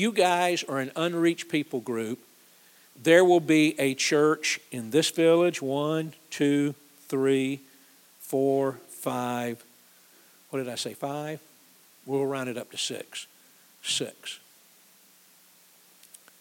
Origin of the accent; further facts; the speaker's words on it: Georgia, United States; when I grew up in Georgia as a kid